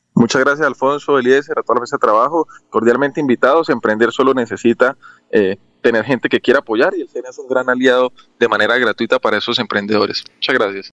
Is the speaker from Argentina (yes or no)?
no; Colombia; estamos nosotros como, como colombianos